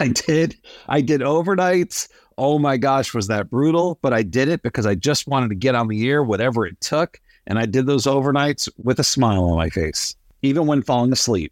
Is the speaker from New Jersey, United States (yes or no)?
yes; New Jersey, United States; moved away; I grew up in New Jersey